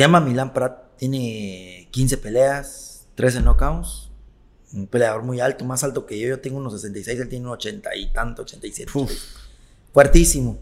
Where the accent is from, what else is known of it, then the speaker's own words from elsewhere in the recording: Mexico; also born or lived in Siglo XXI; yo soy de Bellavista, pero ahorita vivo en siglo XXI